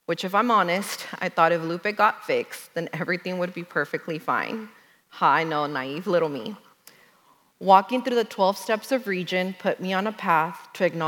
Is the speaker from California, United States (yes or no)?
no; Dallas, Texas, United States; I was born and raised in Dallas